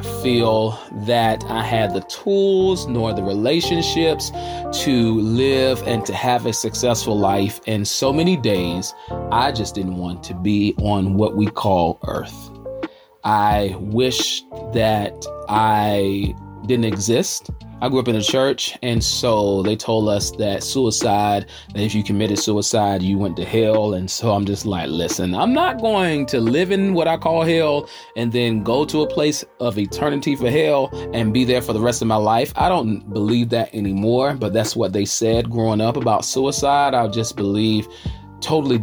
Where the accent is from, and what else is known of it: Charlotte, North Carolina, United States